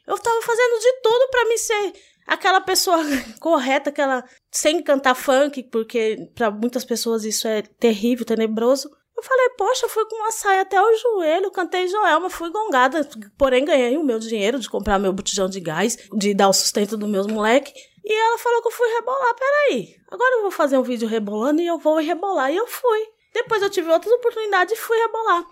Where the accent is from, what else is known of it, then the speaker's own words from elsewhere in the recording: São Paulo, Brazil; also born or lived in Jardim São Carlos, Zona Leste, São Paulo; na comunidade Americanópolis, que foi onde eu cresci, que foi na Zona Sul, depois eu fui para a Zona Leste, no Jardim São Carlos